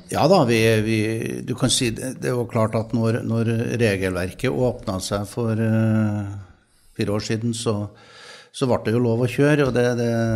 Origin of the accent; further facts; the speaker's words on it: Trøndelag, Norway; I Trøndelag, der jeg kommer fra